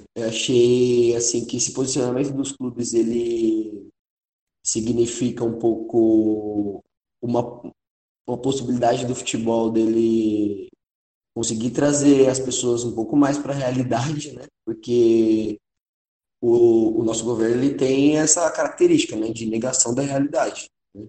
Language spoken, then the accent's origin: Portuguese; São Paulo, Brazil; a gente é paulistano